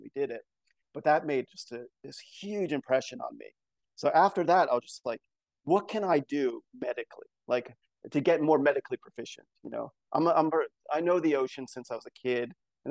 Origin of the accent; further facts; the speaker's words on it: New Jersey, United States; moved away as an adult; also born or lived in Baltimore, Maryland; now in Sweden; I was born in the East Coast in New Jersey